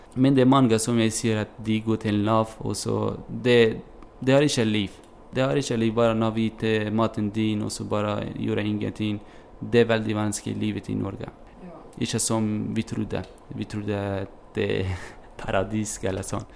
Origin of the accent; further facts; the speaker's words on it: Kobani, Aleppo Governorate, Syria; Norwegian is a second language; moved away as an adult; also born or lived in Turkey / Greece; now in Bergen, Norway; Jeg er fra, jeg er fra Kobani. Eh, denne byen eh, blir eh, angrepet av IS. Og så det, denne byen blir helt eh, ødelagt. Hjembyen min helt ødelagt.